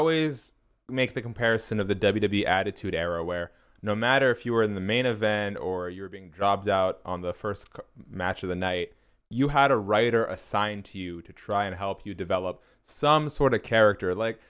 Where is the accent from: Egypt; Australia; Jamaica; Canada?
Canada; I'm Canadian born but of Iranian heritage